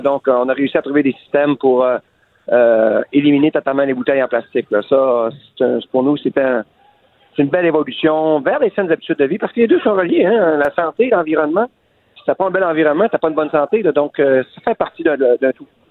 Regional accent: L'Anse-Saint-Jean, Quebec, Canada; mon village natal à Anse-Saint-Jean

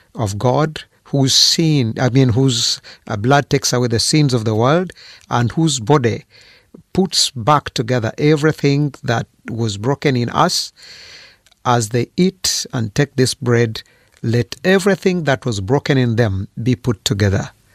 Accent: Fort Portal, Western Region, Uganda; I was born in Uganda in, uh, a town called Fort Poro.

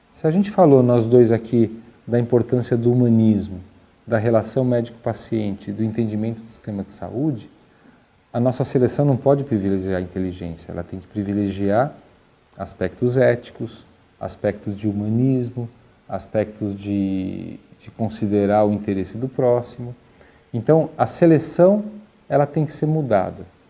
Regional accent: Brazil

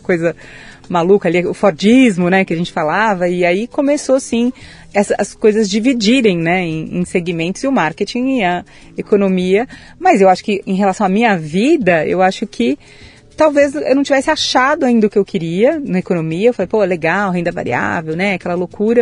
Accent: São Paulo, Brazil; Nasci em São Paulo, capital, mas Opa. de família caipira

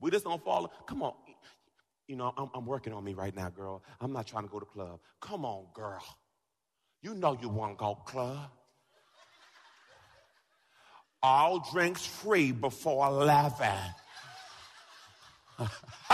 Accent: Jamaica; I'm Jamaican

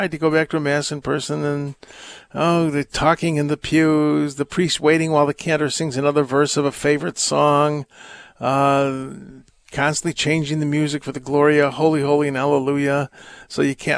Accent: United States; we're American tourists

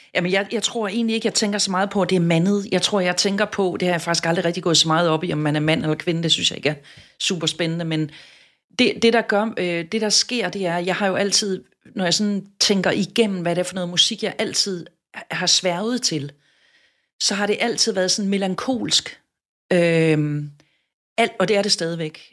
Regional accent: Southern Jutland, Southern Denmark, Denmark; moved away as an adult; now in Copenhagen, Denmark; Jeg er vokset op i Sønderjylland

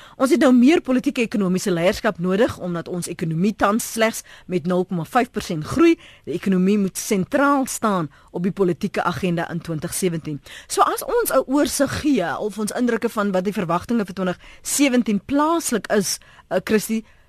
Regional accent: South Africa; ons as Suid-Afrikaners

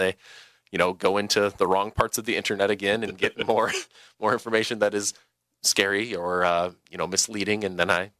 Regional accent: Lancaster, Wisconsin, United States; from my hometown. I'm from Lancaster, Wisconsin

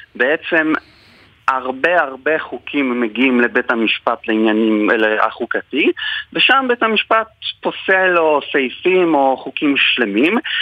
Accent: Poland; moved away as an adult; now in Israel; אני גדלתי בפולין, אז אה, למדתי משפטים ואז עליתי לארץ

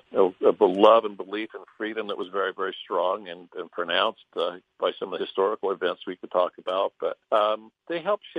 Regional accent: Bingham Canyon, Utah, United States; I'm from Bingham Canyon. Probably, I can name 20 different cultures. I could hear 5 or 6 languages spoken every morning when I was a kid.

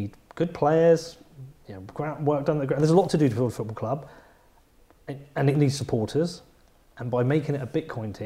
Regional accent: Bedford, East of England, United Kingdom; I'm from Bedford

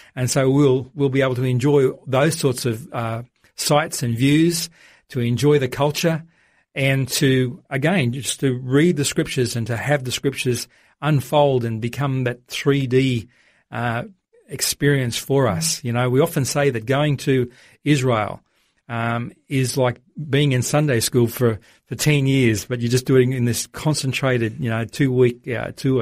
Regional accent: Australia; as an Australian

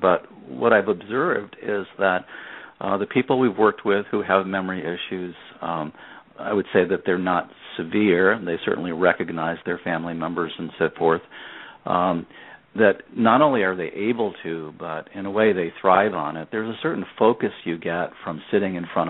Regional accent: Rhode Island, United States; moved away as an adult; now in Minnesota, United States; I grew up in Rhode Island and never lived near family after college

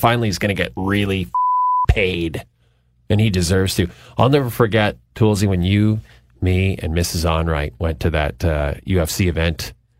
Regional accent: Canada; being Canadian, we have to go with GSP

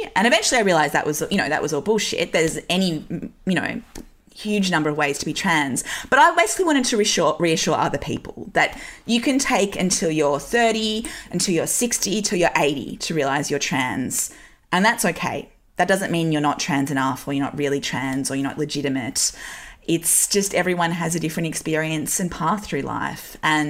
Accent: Newcastle, North East England, United Kingdom; I grew up in Newcastle in the 90s and early 2000s. Like, it was a pretty socially conservative place.

